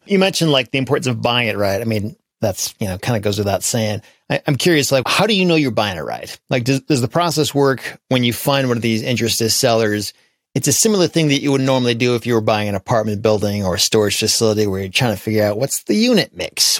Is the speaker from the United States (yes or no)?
yes; Grand Rapids, Michigan, United States; my hometown of Grand Rapids